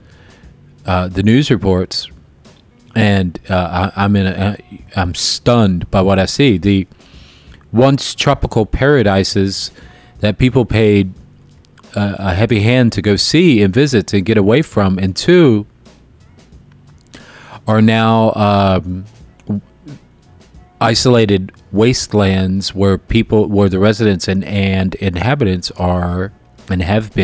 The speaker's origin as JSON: {"language": "English", "town": "Jacksonville", "region": "Florida", "country": "United States", "tie": "born or raised there", "moved": "yes", "lives_now": "Chicago, United States", "said": "my hometown of Jacksonville, Florida"}